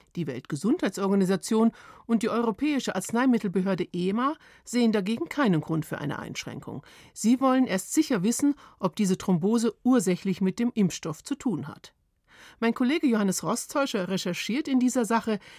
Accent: Germany; bei uns in Deutschland

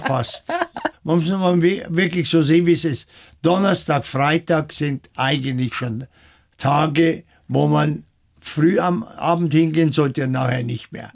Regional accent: Kirchenthumbach, Bavaria, Germany; also born or lived in France / Tokyo; now in Munich, Germany; Geboren bin ich auf dem Land in der Oberpfalz, aber geprägt haben mich viel mehr die Jahre in Frankreich

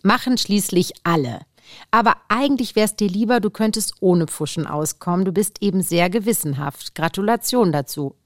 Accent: Saarbrücken, Saarland, Germany; moved away as an adult; also born or lived in Cologne; now in Munich, Germany; Ich komme aus der Saarbrücken äh, ich habe dort auch gelebt, in Köln studiert

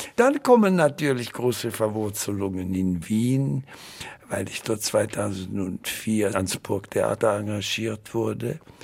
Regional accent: Winterthur, Zurich, Switzerland; moved away as an adult; also born or lived in Basel / Munich / Vienna; Ich habe Wurzeln in Winterthur, da habe ich ja meine Kindheit verbracht

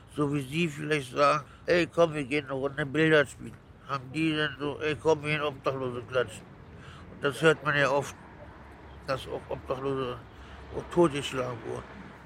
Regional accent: Berlin, Germany; Aufgewachsen bin ich in Berlin

